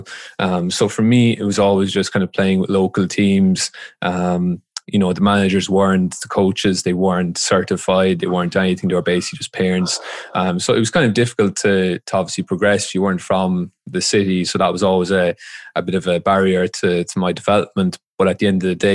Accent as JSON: {"language": "English", "town": "Waterford", "region": "Munster", "country": "Ireland", "tie": "born or raised there", "also_born_or_lived": "Dublin, Ireland", "moved": "as an adult", "said": "I just played for youth teams around Ireland where I grew up"}